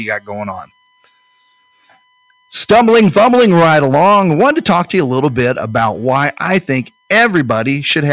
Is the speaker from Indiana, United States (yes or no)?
yes; Speedway, Indiana, United States; I grew up in Speedway.